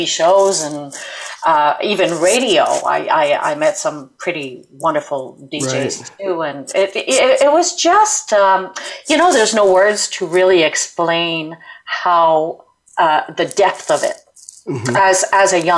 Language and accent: English; suburb of Montreal, Quebec, Canada; English is a second language; I come from Montreal, suburb of Montreal, in a tiny little city, you know, like a little town